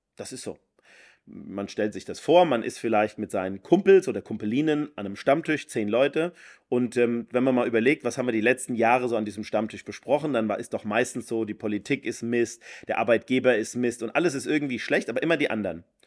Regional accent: Rhine-Main area, Germany; wo ich herkomme, im, im Rhein-Main-Gebiet

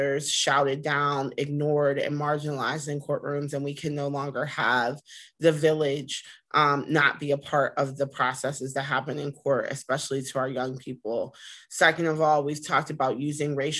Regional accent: Pittsburgh, Pennsylvania, United States; also born or lived in Washington, D.C.; I'm from Pittsburgh, born and raised from on the east side

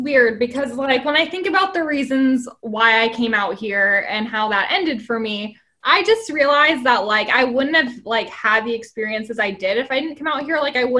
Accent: Grand Forks, North Dakota, United States; Because, like, I'm from Grand Forks and, like, it's upsetting that, like, I didn't get to make, like, all the memories I wanted for the rest of this semester.

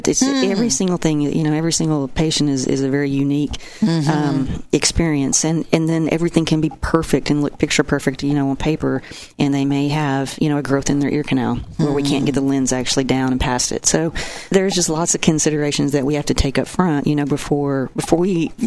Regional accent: Ardmore, Oklahoma, United States; now in Oklahoma City, United States; I'm from Ardmore. I was born and raised.

